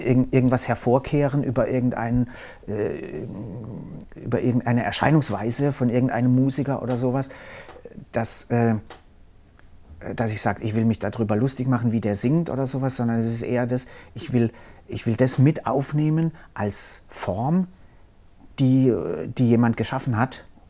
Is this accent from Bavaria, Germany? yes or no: no; Karlsruhe, Baden-Württemberg, Germany; ist natürlich Karlsruhe meine Heimat. Ich bin äh, nie groß äh, also äh, irgendwie mehrere Jahre irgendwie woanders hin